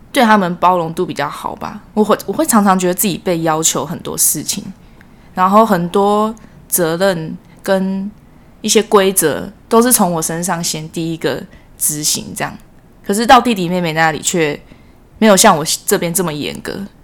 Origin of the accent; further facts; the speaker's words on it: Miaoli County, Taiwan; 我是来自苗栗的